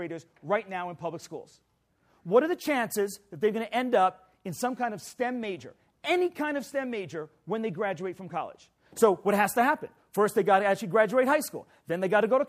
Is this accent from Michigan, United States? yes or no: no; New York City, New York, United States; I'm from New York City.